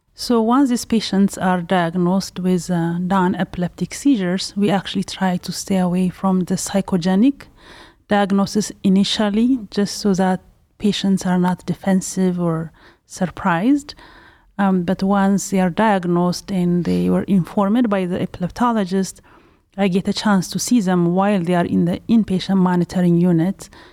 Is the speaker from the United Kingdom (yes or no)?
no; Ethiopia; also born or lived in Pasadena, California; now in Cleveland, United States; am originally from Ethiopia